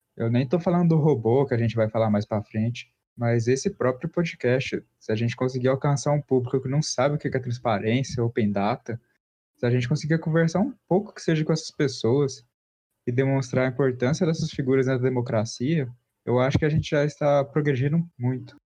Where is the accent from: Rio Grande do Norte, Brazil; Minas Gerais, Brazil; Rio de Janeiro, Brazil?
Minas Gerais, Brazil; Uberlândia; accent: interior Minas Gerais; Eu sou formado em Direito pela Universidade Federal de Uberlândia, Minas Gerais, aqui interiorzão. E vocês podem perceber isso de vez em quando, com meu sotaque